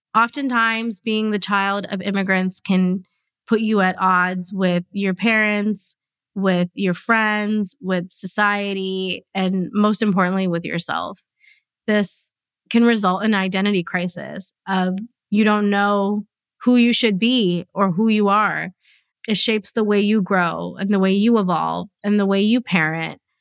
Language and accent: English; United States; I was born here, I'm growing up here